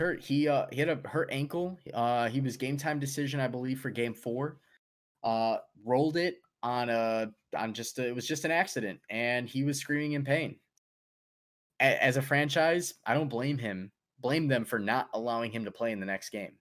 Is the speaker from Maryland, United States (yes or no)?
no; Chicago, Illinois, United States; we're from Chicago.